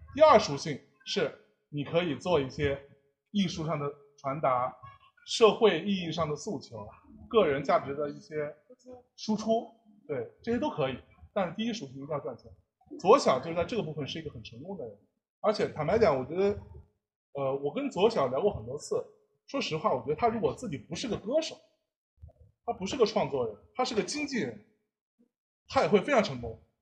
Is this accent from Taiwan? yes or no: no; Jiangsu, China; 因为我是江苏人嘛